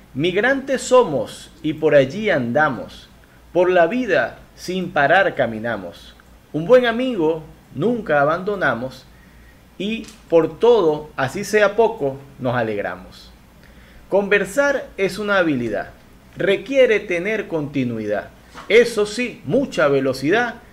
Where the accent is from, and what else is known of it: Venezuela